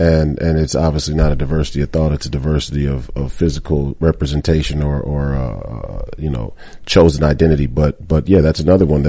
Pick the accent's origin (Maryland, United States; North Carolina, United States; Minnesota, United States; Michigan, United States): Minnesota, United States; Duluth, Minnesota, my home state